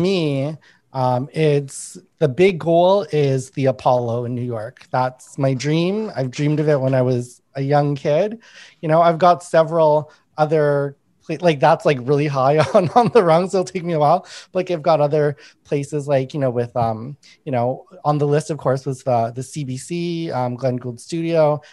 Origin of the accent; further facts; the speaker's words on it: Winnipeg, Manitoba, Canada; I grew up in Winnipeg